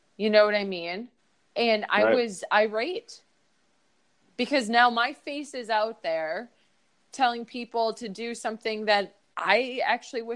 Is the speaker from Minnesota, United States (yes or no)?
yes; Minneapolis, Minnesota, United States; I'm from Minneapolis, Minnesota.